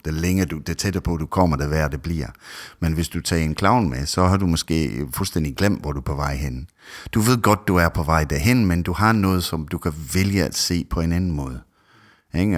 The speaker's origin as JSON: {"language": "Danish", "region": "Scotland", "country": "United Kingdom", "second_language": "Danish", "moved": "yes", "lives_now": "Denmark", "said": "jeg er egentlig oprindelig fra Skotland"}